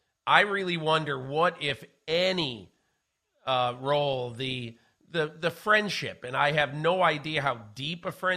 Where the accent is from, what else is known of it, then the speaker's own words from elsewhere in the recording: Georgia, United States; my hero as a kid when I was growing up outside of Atlanta, you know, watching football and wanting to be like this guy.